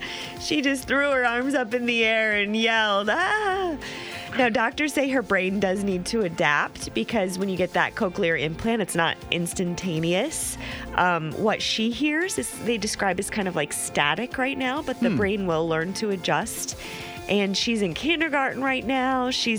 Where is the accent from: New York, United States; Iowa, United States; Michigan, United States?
Iowa, United States; moved away; And you know, I'm from Iowa